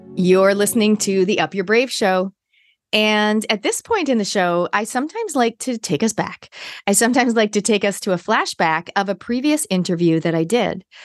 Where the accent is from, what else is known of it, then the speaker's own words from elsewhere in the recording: Canada; moved away as an adult; now in New Zealand; I am a Kiwi by genetics, but I grew up in Canada